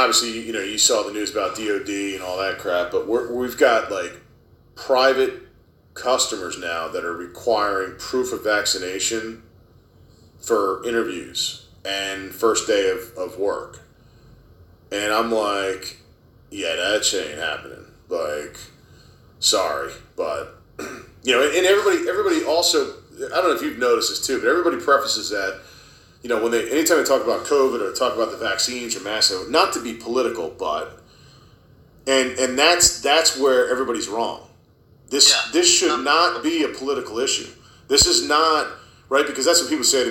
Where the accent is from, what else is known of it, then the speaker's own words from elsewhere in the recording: Herndon, Virginia, United States; moved away as an adult; also born or lived in Loudoun County, Virginia; now in Western Loudoun County, United States; we moved out here from Fairfax, right? We were in Herndon, and we left Fairfax because of the direction it was headed. I'm like, man, this place is not the place I grew up in.